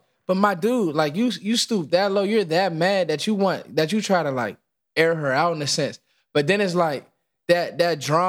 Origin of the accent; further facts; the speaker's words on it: California, United States; now in Washington, D.C., United States; I'm from California